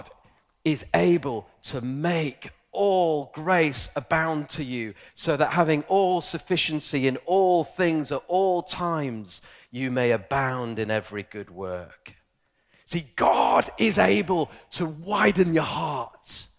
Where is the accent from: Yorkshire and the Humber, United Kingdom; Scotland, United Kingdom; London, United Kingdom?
Yorkshire and the Humber, United Kingdom; Ilkley; I grew up in a very posh place called Yorkshire. There is actually a posh town called Ilkley, and I'm from Ilkley.